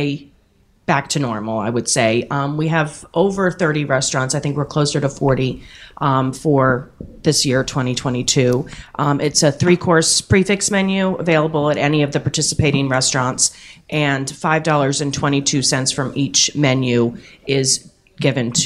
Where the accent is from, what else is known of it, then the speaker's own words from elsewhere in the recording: New Jersey, United States; now in Richmond, United States; I grew up in New Jersey